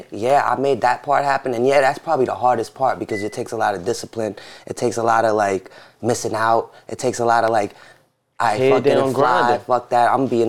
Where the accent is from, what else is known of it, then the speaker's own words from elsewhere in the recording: New York City, New York, United States; And then me and my brother was born in Jamaica. My sister was born in Florida. And we grew up in Jamaica. And then was just there our whole life, basically. And Jamaica, Queens, right? Yeah, Jamaica, Queens.